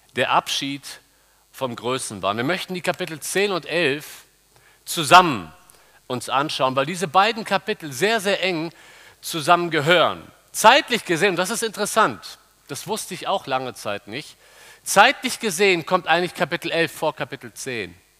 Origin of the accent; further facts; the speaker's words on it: Cologne, North Rhine-Westphalia, Germany; wir Kölner